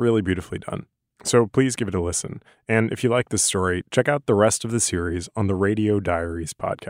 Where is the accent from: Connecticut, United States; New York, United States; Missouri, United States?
New York, United States; New York City; As a New Yorker, I've always wondered about it